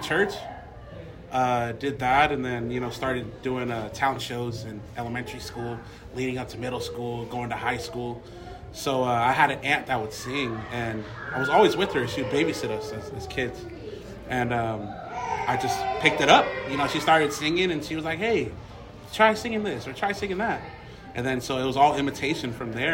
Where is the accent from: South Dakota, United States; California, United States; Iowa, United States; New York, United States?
California, United States; Torrance; Torrance, California